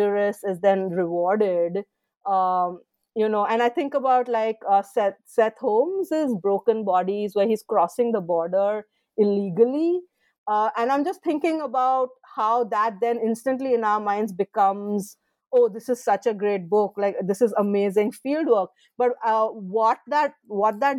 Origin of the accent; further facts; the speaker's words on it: Mumbai, Maharashtra, India; moved away; growing up, I grew up in Bombay